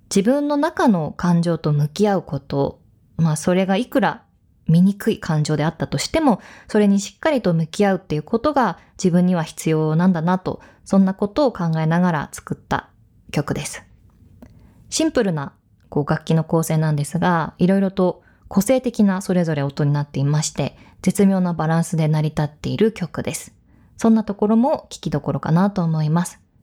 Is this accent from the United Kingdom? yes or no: no; Hokkaido, Japan; moved away; そんな大好きなふるさと北海道なんですが